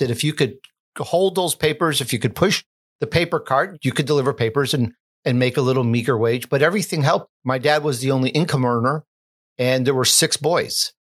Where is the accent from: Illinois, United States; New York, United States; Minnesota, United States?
Illinois, United States; Chicago; also born or lived in Sicily, Italy; I am Italian. I was born in Sicily at the young age of three years old, we the whole family moved to Chicago, where other uh, relatives and uncles were.